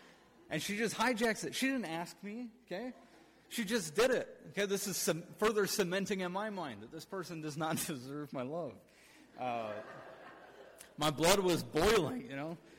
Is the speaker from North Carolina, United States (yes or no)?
no; Michigan, United States; I'm from Michigan